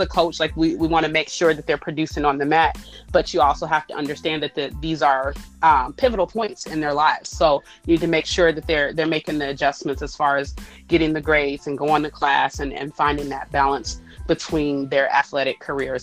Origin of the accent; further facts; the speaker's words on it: Ohio, United States; I'm from Ohio